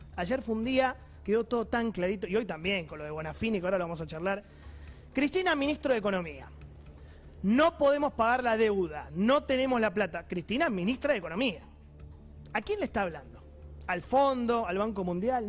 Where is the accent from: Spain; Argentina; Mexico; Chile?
Argentina; como argentino